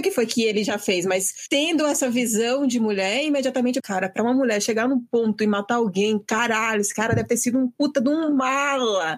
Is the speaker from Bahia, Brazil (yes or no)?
yes; Bahia, Brazil; eu sou da Bahia